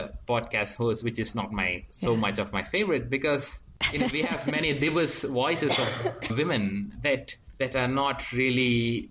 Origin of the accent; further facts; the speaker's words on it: Ipoh, Perak, Malaysia; I'm from Ipoh, Perak, Malaysia.